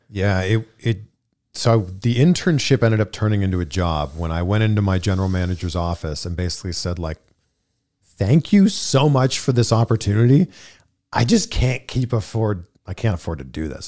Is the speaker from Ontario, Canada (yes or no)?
yes; Pickering, Ontario, Canada; born or raised there; moved away as an adult; now in Los Angeles, United States